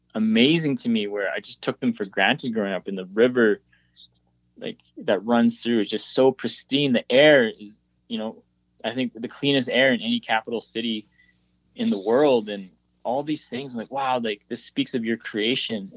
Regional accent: Whitehorse, Yukon, Canada; we're planted in the capital city, Whitehorse and uh, this is my hometown, born and raised

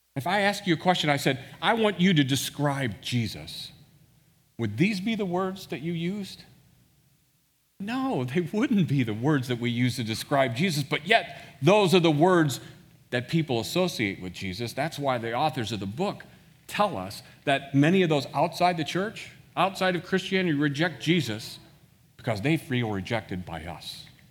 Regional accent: Washington, Missouri, United States; also born or lived in St. Louis, Missouri; I actually grew up in a town west of Saint Louis called Washington, Missouri

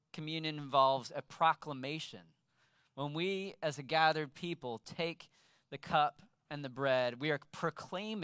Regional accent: Sacramento, California, United States; I grew up in Sacramento

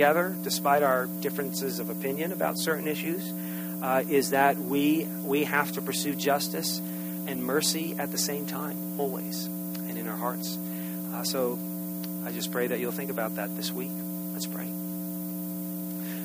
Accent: United States; as American citizens

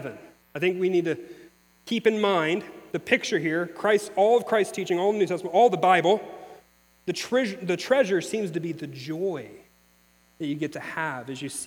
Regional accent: Missouri, United States; moved away; I'm from Missouri

